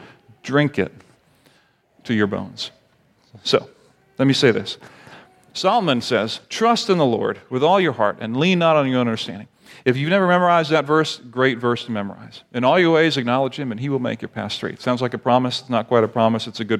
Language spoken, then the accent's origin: English; Barbados; And I grew up in the Caribbean in Barbados. Parents are missionaries.